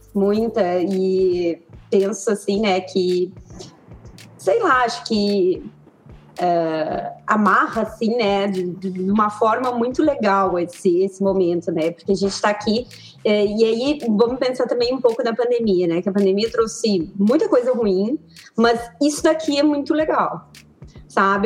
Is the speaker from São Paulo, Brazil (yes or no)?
no; Pelotas, Rio Grande do Sul, Brazil; also born or lived in Três Rios, Rio de Janeiro; Sou nascida em Três Rios, no Rio de Janeiro, mas vim para Pelotas. Pelotas é sul do Rio Grande do Sul muito pequenininha, né? Com dois anos e pouco.